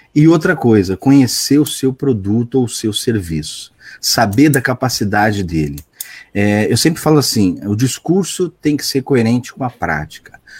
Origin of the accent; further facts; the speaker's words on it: Santos, São Paulo, Brazil; Eu sou de Santos, Santos, São Paulo.